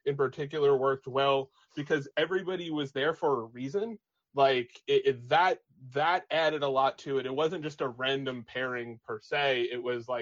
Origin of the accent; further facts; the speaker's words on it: Long Island, New York, United States; I'm also from Long Island